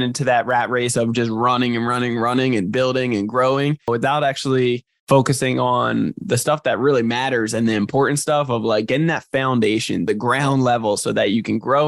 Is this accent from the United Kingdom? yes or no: no; New Jersey, United States; now in San Diego, United States; sunny San Diego over here, but I'm from New Jersey originally